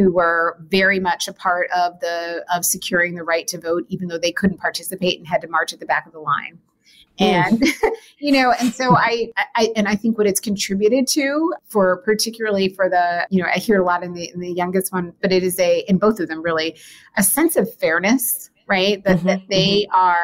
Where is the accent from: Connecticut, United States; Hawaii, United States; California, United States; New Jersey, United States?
New Jersey, United States; We grew up in the New Jersey area